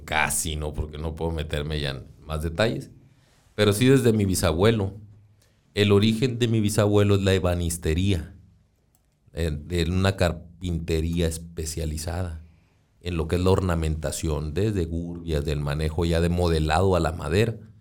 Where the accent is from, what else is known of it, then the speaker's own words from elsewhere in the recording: Hermosillo, Sonora, Mexico; Yo nací ya en Hermosillo